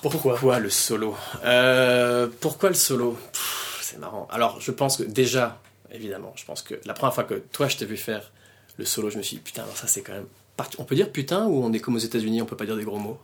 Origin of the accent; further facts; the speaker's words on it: France; moved away as an adult; now in Belgium; je suis français, je suis venu en Belgique en 2003.